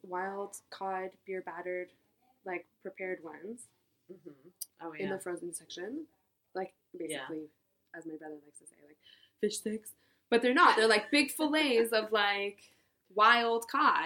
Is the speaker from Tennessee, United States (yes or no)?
no; Marin, California, United States; also born or lived in San Francisco; I grew up in Marin, just north